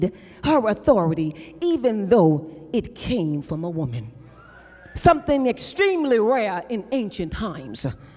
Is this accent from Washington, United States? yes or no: no; New York, United States; I'm from New York, where I grew up in the projects.